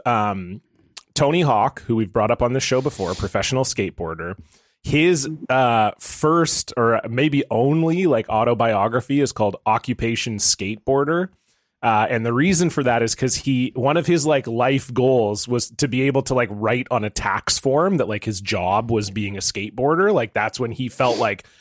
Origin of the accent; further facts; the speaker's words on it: Ontario, Canada; accent: Canadian; now in London, United Kingdom; I grew up in Ontario.